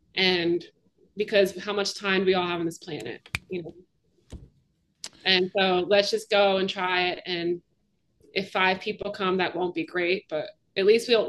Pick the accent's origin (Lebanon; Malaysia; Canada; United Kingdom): Canada; now in Philadelphia, United States; You know, I'm from Canada, and I sort of get the sense that, like, in Canada, it's tricky to describe it